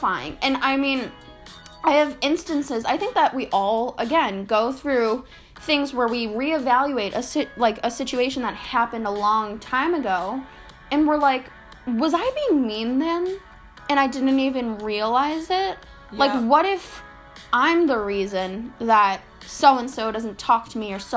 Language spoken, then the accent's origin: English; Chicago, Illinois, United States; We swear we don't go to a hillbilly school. I mean, it can be at times, but we're from Chicago